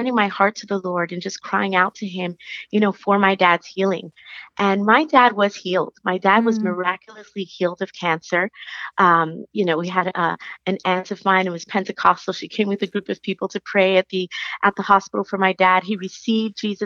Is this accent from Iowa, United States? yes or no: no; New York City, New York, United States; now in Dallas, United States; I live in Dallas. I'm originally from New York City